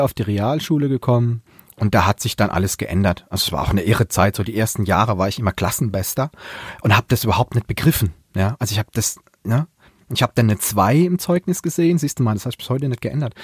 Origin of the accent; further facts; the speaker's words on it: Palatinate, Germany; accent: Pfälzisch; now in Mannheim, Germany; ich könnte auch einen ganzen Tag Pfälzig reden